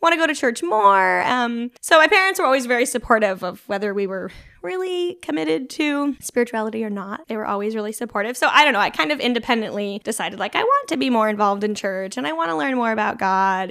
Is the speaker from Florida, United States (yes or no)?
no; Junction City, Oregon, United States; I grew up in Junction City, which which is just outside